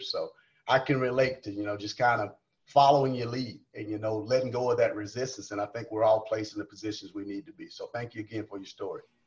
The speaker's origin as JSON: {"language": "English", "region": "South Carolina", "country": "United States", "moved": "as an adult", "lives_now": "Lubbock, United States", "said": "I'm from South Carolina."}